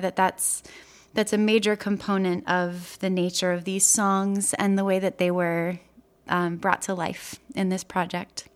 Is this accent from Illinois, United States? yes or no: yes; Chicago, Illinois, United States; moved away as an adult; also born or lived in Wisconsin; now in Brooklyn, United States; I grew up in Chicago, Illinois